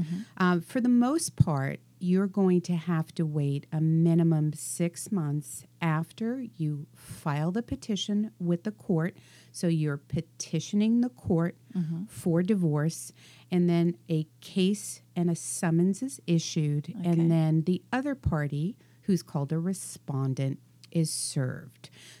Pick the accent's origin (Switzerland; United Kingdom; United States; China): United States; East Coast; moved away; I'm from the East Coast, so we do everything on steroids.